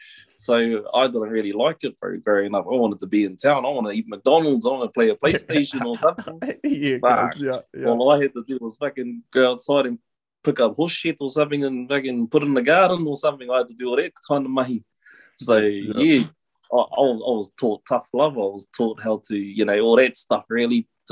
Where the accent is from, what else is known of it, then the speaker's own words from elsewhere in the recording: Kawhia, Waikato, New Zealand; also born or lived in Te Awamutu; I was born in a small town, Te Awamutu, south of Hamilton, and I was raised out in Kawhia by my grandparents.